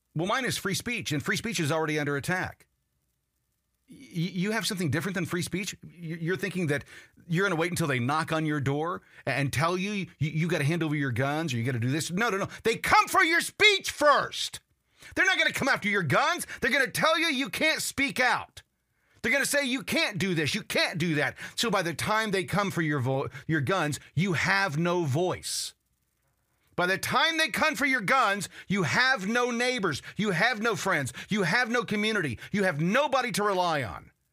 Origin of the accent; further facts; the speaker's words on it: United States; I, I'm an American.